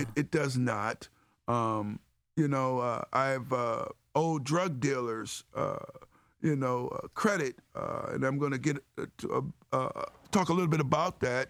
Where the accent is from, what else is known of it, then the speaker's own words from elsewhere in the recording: Cleveland Heights, Ohio, United States; growing up in Cleveland Heights, uh, with the great values that, uh, my parents instilled on us